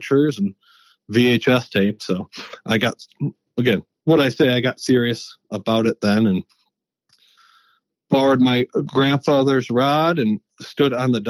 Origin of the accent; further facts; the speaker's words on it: northern Michigan, United States; also born or lived in Dallas Fort Worth area; now in Dallas-Fort Worth, United States; I grew up in Michigan. Just a quick, a little quick background. Grew up fishing. Was raised on a little 70-acre plus private lake in northern Michigan